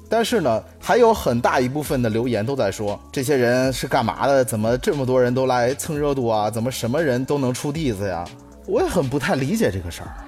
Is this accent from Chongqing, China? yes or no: no; Henan, China; 其实我们河南人为什么被骂得最多？